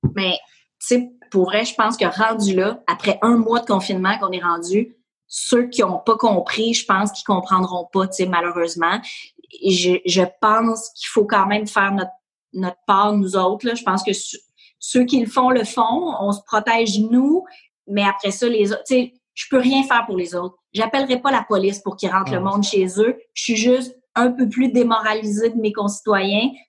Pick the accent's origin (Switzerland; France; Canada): Canada; Ahuntsic, Quebec; j'ai grandi à Annecy